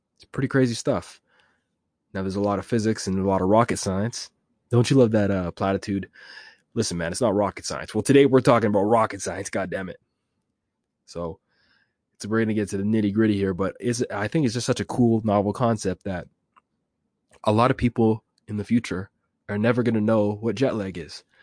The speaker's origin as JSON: {"language": "English", "country": "Jamaica", "said": "I'm Jamaican, I can speak a little patois"}